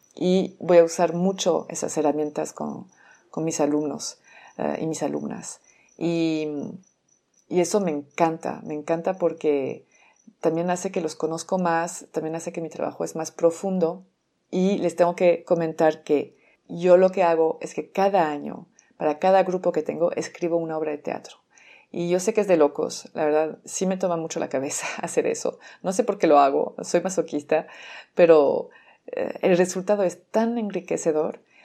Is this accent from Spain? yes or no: no; France; Spanish is a second language; moved away as an adult; now in Mexico; soy francesa, tengo 17 años viviendo en México, por eso seguramente escuchan un acento